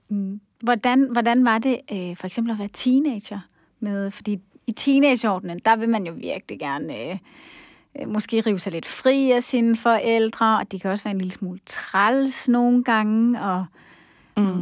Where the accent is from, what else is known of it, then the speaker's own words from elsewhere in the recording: Denmark; som danskere